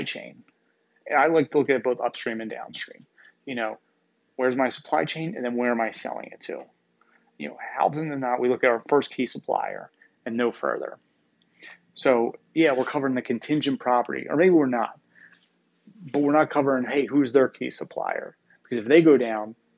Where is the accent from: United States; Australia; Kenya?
United States; Northeast; I'm from the Northeast here